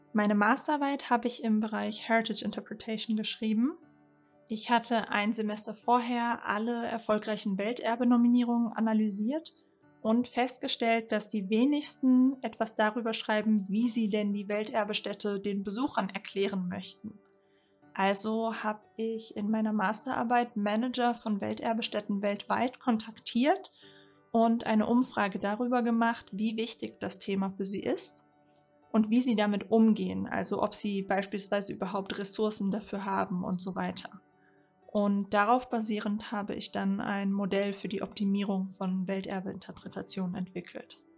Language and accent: German; Rhine-Main area, Hesse, Germany; ich bin 29 und bin im Rhein-Main-Gebiet aufgewachsen.